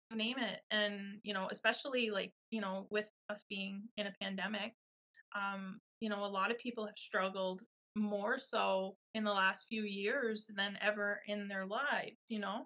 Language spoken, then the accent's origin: English; Miramichi, New Brunswick, Canada; I'm Miramichi girl from New Brunswick